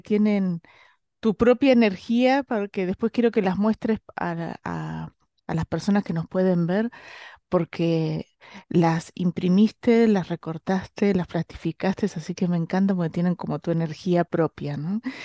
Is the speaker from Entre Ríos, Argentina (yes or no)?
no; Bahía Blanca, Buenos Aires Province, Argentina; yo soy de Bahía Blanca